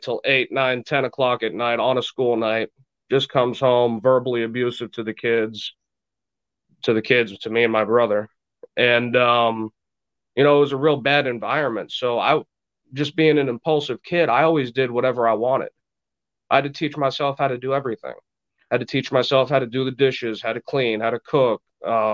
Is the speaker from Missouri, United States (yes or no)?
no; Burlington, Vermont, United States; also born or lived in Laconia, New Hampshire; I was raised in Vermont. I was born in Burlington, Vermont, January 1st, 1986.